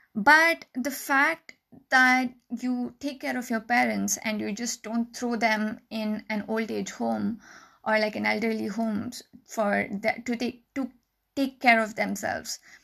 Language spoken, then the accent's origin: English; India; being an Indian